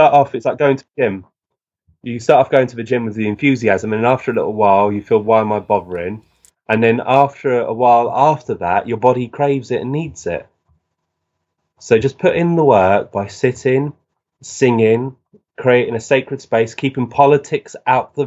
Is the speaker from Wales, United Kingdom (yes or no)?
no; Burgess Hill, South East England, United Kingdom; our shop, which is in the upmarket shop in Burgess Hill in West Sussex in the United Kingdom